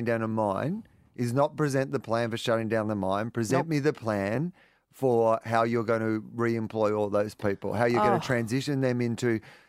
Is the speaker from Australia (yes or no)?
yes; Denison, Australia; I'm from Denison, 250 people.